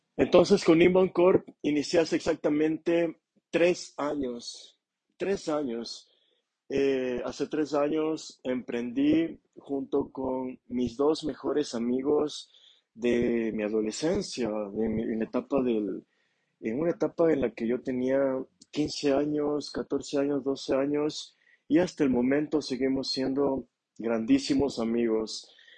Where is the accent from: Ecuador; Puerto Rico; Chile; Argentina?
Ecuador; Ambato, Tungurahua; moved away as an adult; now in Quito, Ecuador; en la ciudad de Ambato, en mi ciudad natal